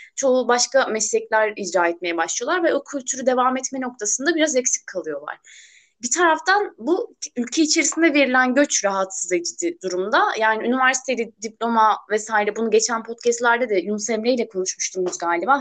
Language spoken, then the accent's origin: Turkish; Burdur, Turkey; Burdurluyum ben.